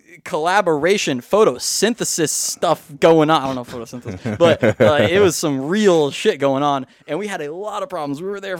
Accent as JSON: {"language": "English", "country": "Australia", "accent": "Australian", "said": "I hate when my Australian accent turns bad."}